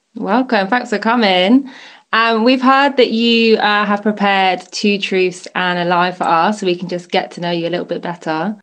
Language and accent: English; Bristol, South West England, United Kingdom; moved away as an adult; now in London, United Kingdom; I'm originally from Bristol. I've been living in London for over six years